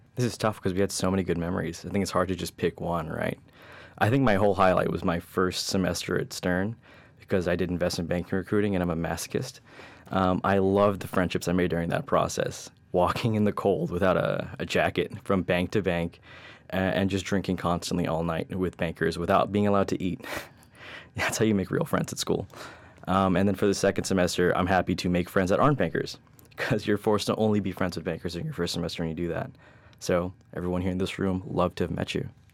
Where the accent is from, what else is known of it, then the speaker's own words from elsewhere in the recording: New York, United States; I was born and raised in New York